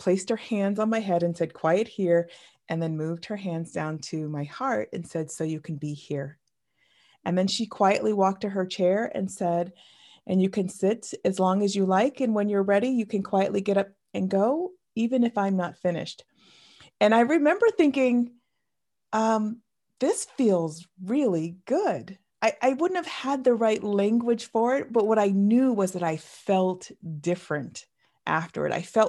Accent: New England, United States; I grew up in the New England, sort of northeast region of the United States, in a very small town. And I was raised Roman Catholic.

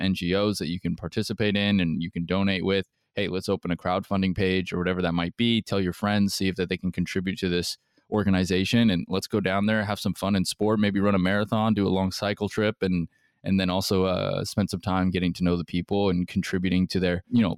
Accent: United States; being American

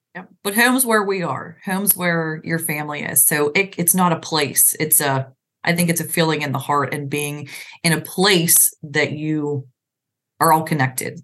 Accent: Pennsylvania, United States; moved away as an adult; also born or lived in Virginia; we're in pennsylvania now

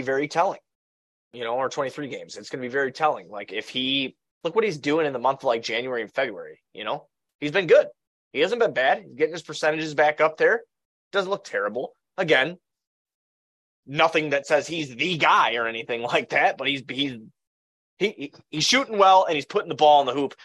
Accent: Blue Island, Illinois, United States; I come from Blue Island

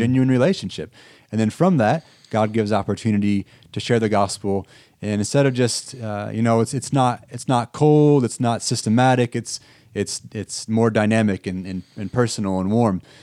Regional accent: Erie, Illinois, United States; moved away as an adult; I grew up in Erie, Illinois, which is pretty close to Sterling here

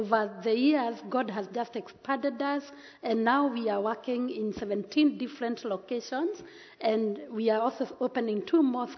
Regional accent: Central Kenya, Kenya; brought up in central Kenya, 3 hours drive from the city of Nairobi

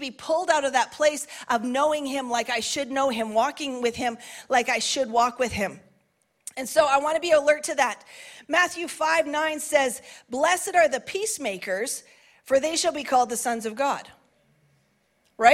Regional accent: Canada; as a Canadian

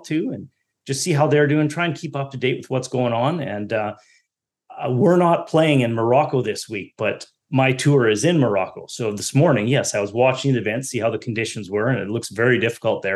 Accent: Canada; As being a Canadian, you know, you're forced to play hockey growing up

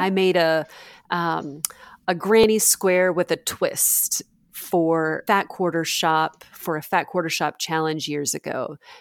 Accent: Alabama, United States; I grew up in Alabama

